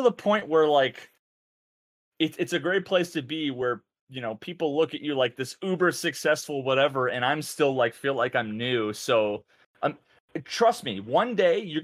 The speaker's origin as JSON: {"language": "English", "region": "New England", "country": "United States", "said": "I'm from New England"}